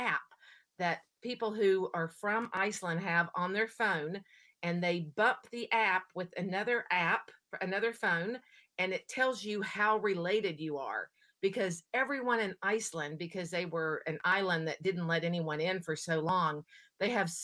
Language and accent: English; Oregon, United States; I'm from Oregon, so it does get cold here too